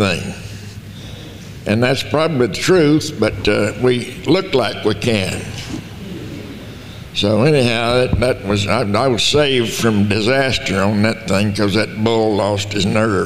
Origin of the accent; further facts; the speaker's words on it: Lamesa, Texas, United States; Born in Dawson County, Texas, and right outside La Mesa. And I grew up there in La Mesa.